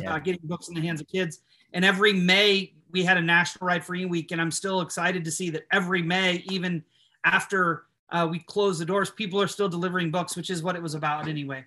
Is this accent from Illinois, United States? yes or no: yes; Illinois, United States; moved away as an adult; now in Nashville, United States; I was living in Illinois at the time